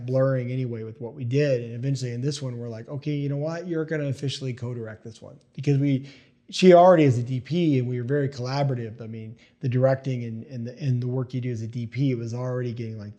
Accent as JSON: {"language": "English", "region": "East Tennessee", "country": "United States", "tie": "born or raised there", "also_born_or_lived": "New Jersey", "said": "I was born in Jersey, but I grew up in East Tennessee."}